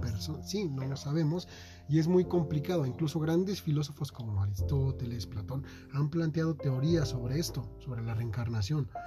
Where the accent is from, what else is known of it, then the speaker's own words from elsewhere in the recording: Mexico; ahorita soy mexicano